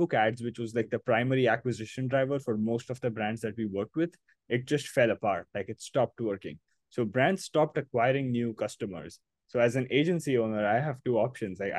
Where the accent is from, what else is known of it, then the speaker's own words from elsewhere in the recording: Mumbai, Maharashtra, India; I was born and brought up in Mumbai. This is my hometown. This is where I grew up